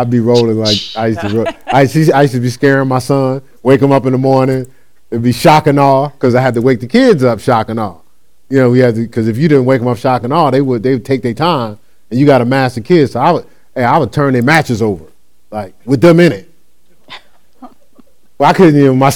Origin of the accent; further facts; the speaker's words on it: Newark, New Jersey, United States; I grew up in Newark.